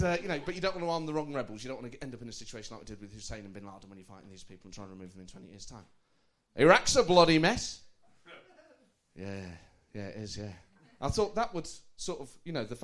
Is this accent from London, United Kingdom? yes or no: no; Nottingham, East Midlands, United Kingdom